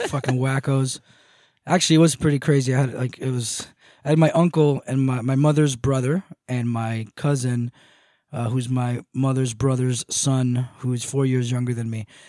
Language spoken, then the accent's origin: English; Moca, Espaillat, Dominican Republic; moved away; I come from a village, uh, or a town, or a city called Moca, M O C A.